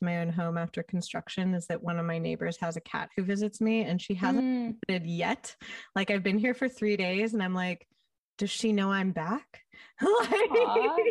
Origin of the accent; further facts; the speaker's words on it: California, United States; I'm from California